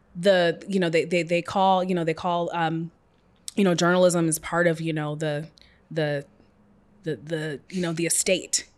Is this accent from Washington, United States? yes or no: yes; Seattle, Washington, United States; I was raised in Seattle, single parent